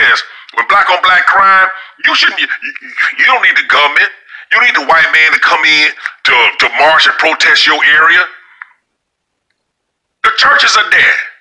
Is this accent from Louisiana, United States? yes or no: yes; Louisiana, United States; moved away; also born or lived in Michigan; the place where I grew up in Louisiana